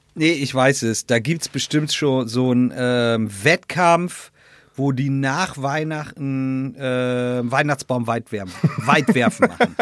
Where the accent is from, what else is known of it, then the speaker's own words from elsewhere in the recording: Schortens, Lower Saxony, Germany; bei uns in Shortens äh, aus in der Nordsee gibt es, wir haben eine Mühle